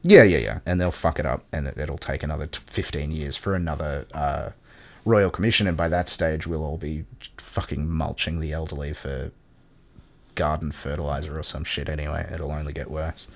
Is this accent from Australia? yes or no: yes; Australia